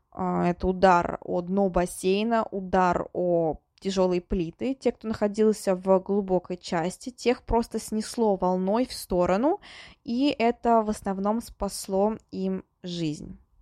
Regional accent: Kolomna, Moscow Oblast, Russia; Коломна — это мой родной город

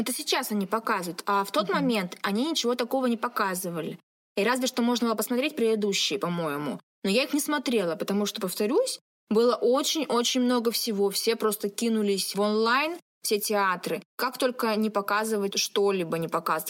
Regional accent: Siberia, Russia; now in Nizhnevartovsk, Russia; сибирячка, провинциалка

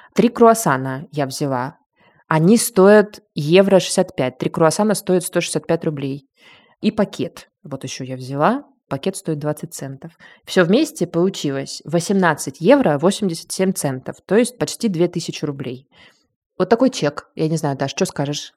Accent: Rostov-on-Don, Rostov Oblast, Russia; moved away as an adult; also born or lived in Moscow, Russia; now in Berlin, Germany; в моём родном городе Ростове-на-Дону

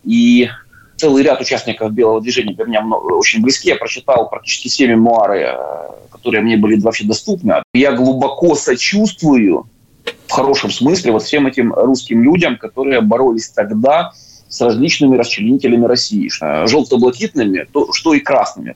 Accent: Kyiv, Ukraine; moved away as an adult; я родился в Киеве, я киевлянин

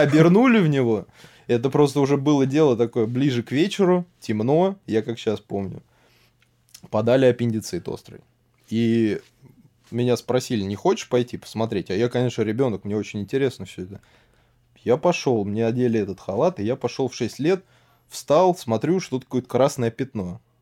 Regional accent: Serpukhov, Moscow Oblast, Russia; Город Серпухов. И э, рос я в, так сказать, медицинской, наверное, семье

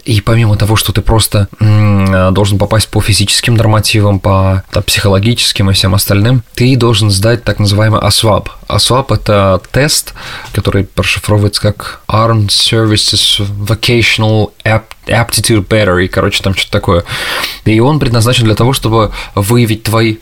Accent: Russia; now in United States; Я из России

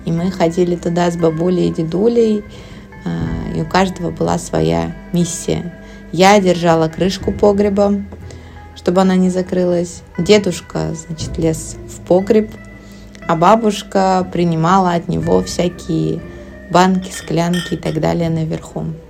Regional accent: Siberia, Russia; я родилась в Сибири, там зимой было довольно холодно и сложно проходимо

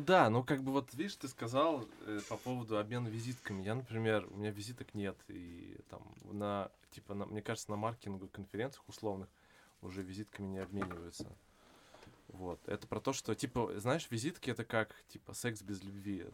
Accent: Vladivostok, Primorsky Krai, Russia; moved away; also born or lived in Ireland / Singapore / France; я э, вырос во Владивостоке

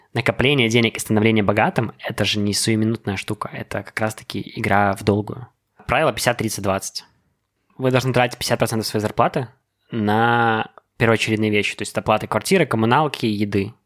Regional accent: Belarus; also born or lived in United States; Я горд тем, что я белорус, что я здесь родился

